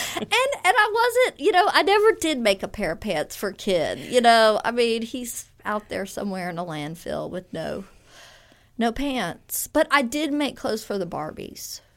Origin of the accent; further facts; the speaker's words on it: Baton Rouge, Louisiana, United States; moved away as an adult; also born or lived in Texas; now in Oxford, United States; I really grew up in Louisiana in the Baton Rouge area